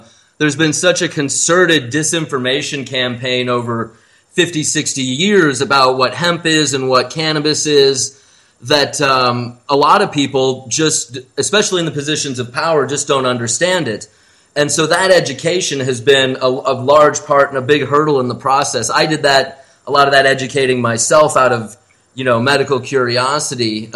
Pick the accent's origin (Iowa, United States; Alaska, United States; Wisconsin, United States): Iowa, United States; moved away; my home state